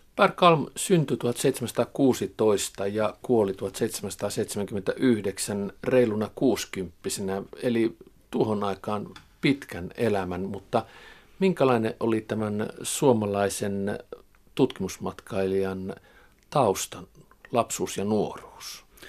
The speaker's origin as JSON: {"language": "Finnish", "region": "Savo-Karelia / North Karelia", "country": "Finland", "said": "olen itse sieltä kotoisin"}